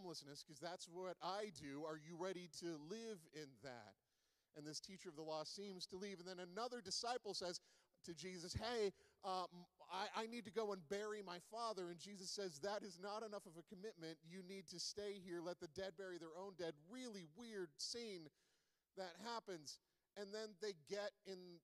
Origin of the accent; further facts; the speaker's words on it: Charlottetown, Prince Edward Island, Canada; now in Alberta, Canada; I am from Charlottetown, Prince Edward Island, and I took oceanography in grade 11